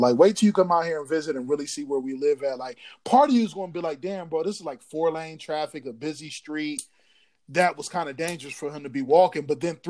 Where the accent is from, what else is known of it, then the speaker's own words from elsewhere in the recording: Columbus, Ohio, United States; growing up in Columbus, though? Like, not to shit on my city because I love my city